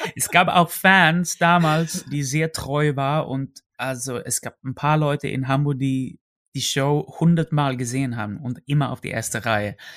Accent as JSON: {"language": "German", "country": "Sweden", "second_language": "German", "moved": "as an adult", "lives_now": "Germany"}